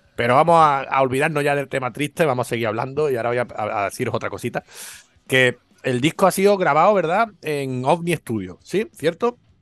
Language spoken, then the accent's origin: Spanish; Málaga, Andalusia, Spain; yo desde aquí, como malagueño